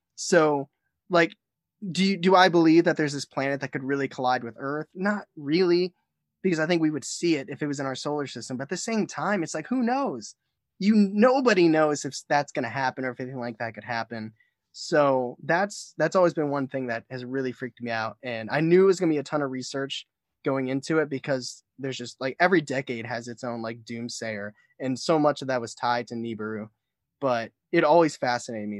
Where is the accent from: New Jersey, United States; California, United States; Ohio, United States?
Ohio, United States; Ashtabula; I'm actually from Ashtabula, Ohio